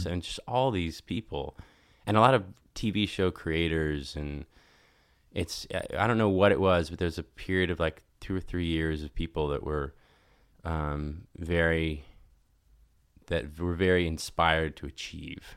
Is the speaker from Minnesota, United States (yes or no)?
no; Nashville, Tennessee, United States; moved away as an adult; also born or lived in Los Angeles; I was growing up in Nashville